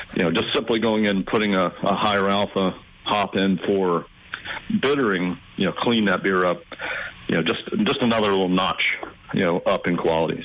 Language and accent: English; South Carolina, United States; moved away as an adult; also born or lived in California; I'm actually from South Carolina